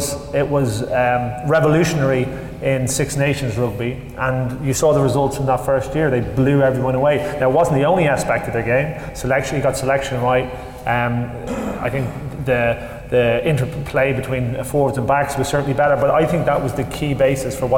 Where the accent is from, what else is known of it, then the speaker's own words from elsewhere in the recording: Ireland; from an Irish perspective